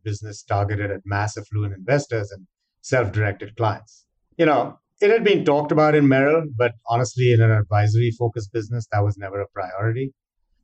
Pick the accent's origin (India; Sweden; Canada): India; moved away as an adult; now in United States; I grew up in India